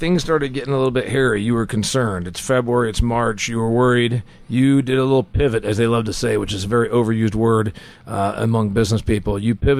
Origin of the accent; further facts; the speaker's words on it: Indiana, United States; my home state of Indiana